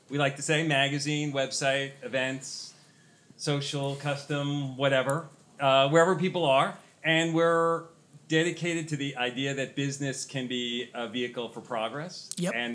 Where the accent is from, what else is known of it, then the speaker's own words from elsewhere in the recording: New York City, New York, United States; I was born here in New York. I'm a New York City boy. Never left my hometown.